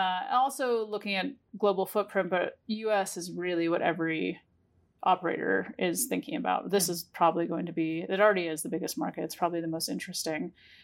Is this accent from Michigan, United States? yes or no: no; New York, United States; And now, as a New Yorker and the East Coast coming online